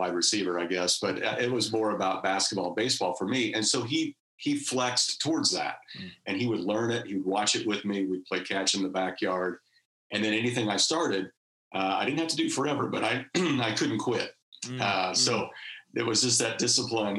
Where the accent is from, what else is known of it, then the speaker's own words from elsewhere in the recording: Wichita, Kansas, United States; accent: Southern; moved away as an adult; also born or lived in Missouri / Lexington, Kentucky; now in California, United States; I grew up in outside of Wichita, Kansas